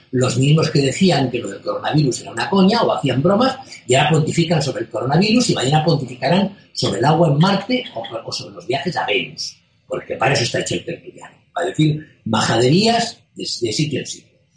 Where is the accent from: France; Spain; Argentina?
Spain; los que nacimos en la España de hace seis décadas y recordamos cómo era la España rural